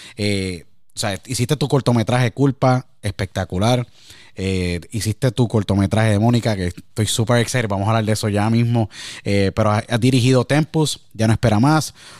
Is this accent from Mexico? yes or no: no; Puerto Rico; moved away; me acuerdo muchísimo cuando me fui de Puerto Rico